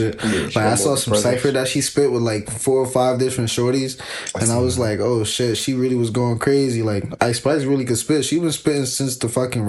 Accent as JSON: {"language": "English", "town": "New York City", "region": "New York", "country": "United States", "said": "I'm from the Bronx."}